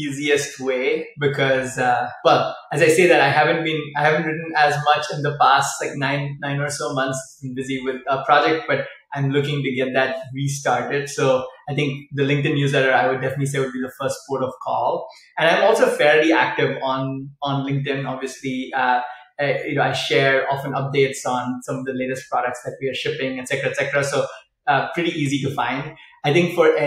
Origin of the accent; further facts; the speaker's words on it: Chennai, Tamil Nadu, India; now in California, United States; So we're from South India, and we went down to the beach because we live near the beach in Chennai in the south of India.